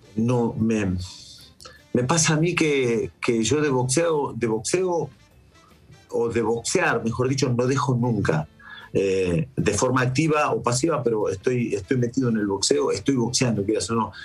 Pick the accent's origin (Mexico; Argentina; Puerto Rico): Argentina; now in Spain; soy argentino